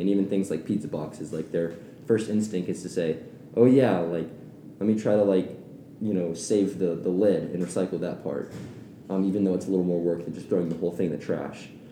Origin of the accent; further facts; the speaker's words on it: Atlanta, Georgia, United States; moved away; I'm originally from Atlanta, Georgia.